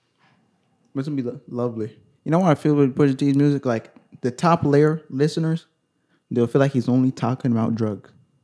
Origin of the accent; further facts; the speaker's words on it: United States; I'm an American